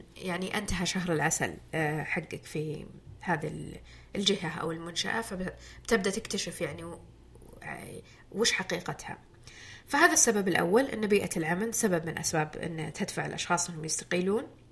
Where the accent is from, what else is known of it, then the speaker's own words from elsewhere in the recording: Jubail, Eastern Province, Saudi Arabia; اعمل في مدينتي